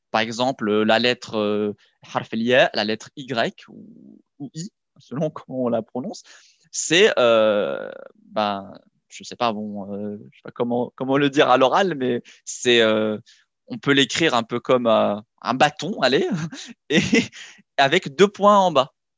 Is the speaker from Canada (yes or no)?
no; Morocco; je suis franco-marocain, je suis né au Maroc, j'ai grandi là-bas